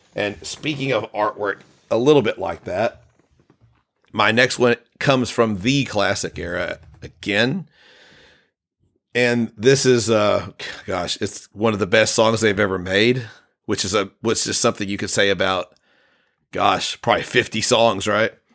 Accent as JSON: {"language": "English", "country": "United States", "said": "I'm American"}